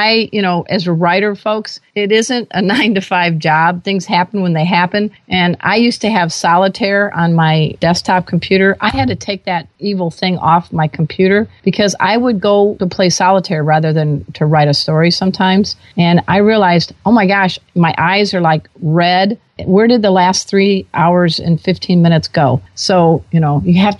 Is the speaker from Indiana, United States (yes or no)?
yes; Gary, Indiana, United States; I grew up in Gary